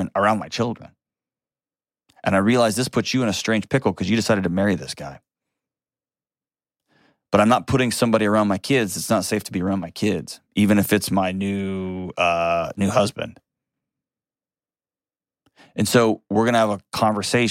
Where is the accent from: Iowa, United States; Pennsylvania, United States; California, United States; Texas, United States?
Texas, United States; I'm from Texas